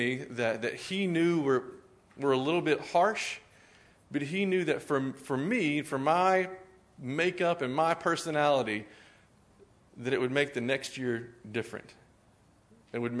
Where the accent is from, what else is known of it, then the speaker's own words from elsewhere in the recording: Spurger, Texas, United States; was 13 years in Spurger, Texas before that, where I grew up in Southeast Texas